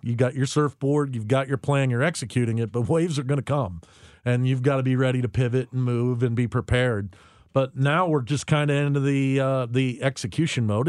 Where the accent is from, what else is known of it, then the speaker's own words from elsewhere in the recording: United States; as an American citizen